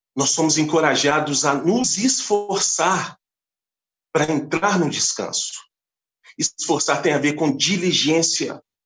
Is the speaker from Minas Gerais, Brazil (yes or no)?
yes; Belo Horizonte, Minas Gerais, Brazil; Sou da cidade de Belo Horizonte